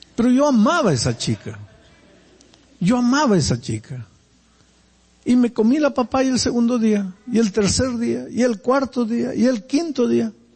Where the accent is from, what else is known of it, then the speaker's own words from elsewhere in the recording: Peru; now in Brazil; Yo soy peruano y nací en el Perú